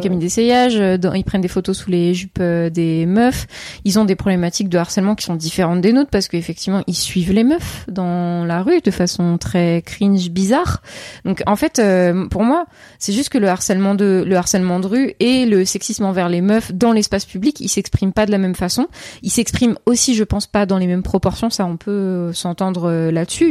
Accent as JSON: {"language": "French", "area": "Seine-et-Marne", "region": "Île-de-France", "country": "France", "tie": "born or raised there", "lives_now": "Paris, France", "said": "j'ai grandi en Seine-et-Marne."}